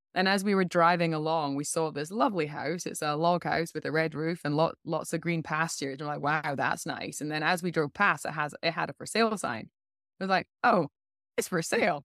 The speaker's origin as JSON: {"language": "English", "region": "Scotland", "country": "United Kingdom", "also_born_or_lived": "China", "moved": "as an adult", "lives_now": "Canada", "said": "I'm from Scotland."}